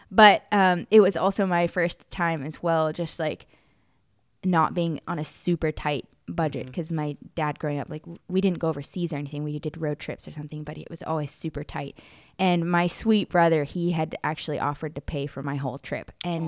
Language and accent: English; United States; I know people don't believe me because I'm from America.